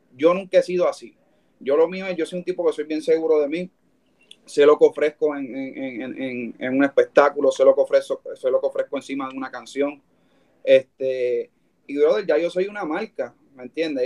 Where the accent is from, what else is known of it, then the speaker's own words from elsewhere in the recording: Puerto Rico; de ahí vengo yo y, con orgullo